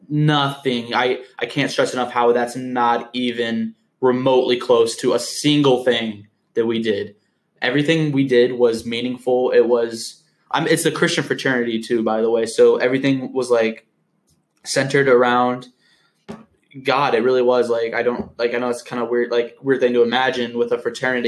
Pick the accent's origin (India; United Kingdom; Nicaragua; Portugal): United Kingdom; accent: British; I hate listening to my British accent.